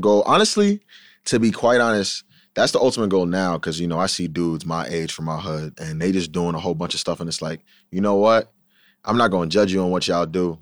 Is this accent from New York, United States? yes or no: yes; Huntington Station, New York, United States; I'm from Huntington Station